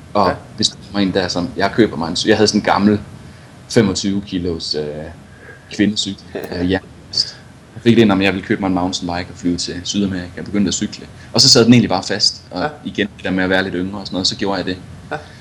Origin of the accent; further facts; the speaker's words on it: Viborg, Central Denmark Region, Denmark; moved away as an adult; now in Colorado, United States; født og opvokset i, øh, født og opvokset i Viborg